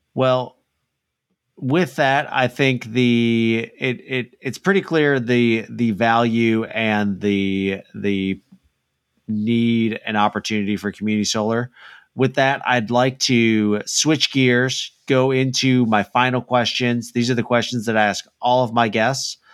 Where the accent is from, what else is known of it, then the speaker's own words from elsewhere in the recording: Illinois, United States; now in Dallas, United States; I grew up in Illinois